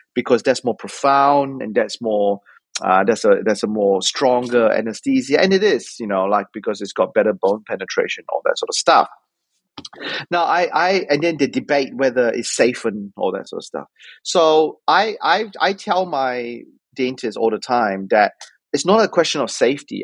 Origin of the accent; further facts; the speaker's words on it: Auckland, New Zealand; also born or lived in Otago / Australia; I came to Otago from Auckland because I did high school in Auckland